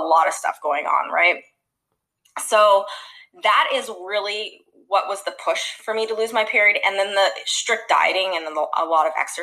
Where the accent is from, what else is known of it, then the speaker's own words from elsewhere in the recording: Canada; now in Los Angeles, United States; I'm originally from Canada, actually, currently living in Los Angeles, about to move to Florida